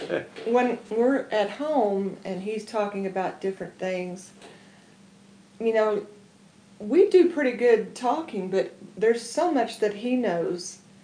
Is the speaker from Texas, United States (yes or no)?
yes; Dallas, Texas, United States; I'm from Dallas, Texas. East Texas, really.